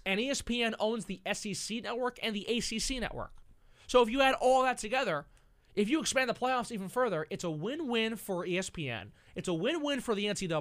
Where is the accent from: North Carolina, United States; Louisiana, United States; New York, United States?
New York, United States; Massapequa; my hometown, Massapequa